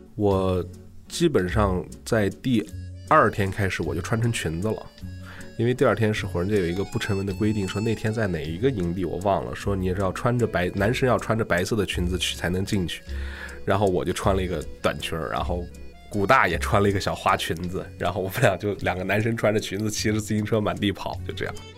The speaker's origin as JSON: {"language": "Chinese", "country": "China", "said": "我们中国人"}